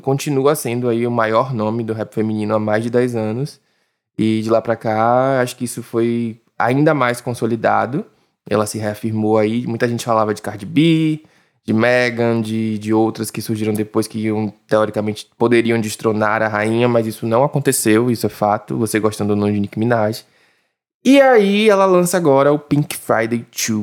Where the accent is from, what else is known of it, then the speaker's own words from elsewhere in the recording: Brazil; mas eu sou brasileiro